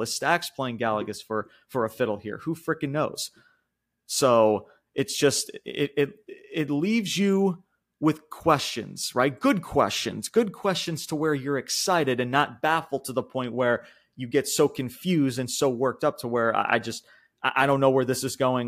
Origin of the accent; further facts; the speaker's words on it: New York, United States; I'm from New York